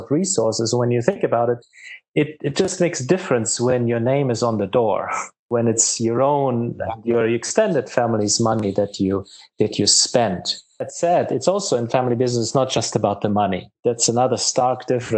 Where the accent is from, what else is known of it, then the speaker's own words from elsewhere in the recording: Germany; now in Charlotte, United States; my home country in Germany